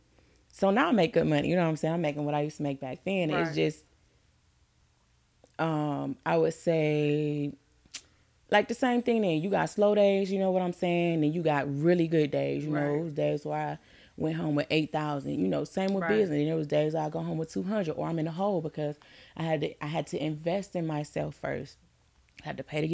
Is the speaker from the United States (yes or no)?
yes; Detroit, Michigan, United States; I'm from Detroit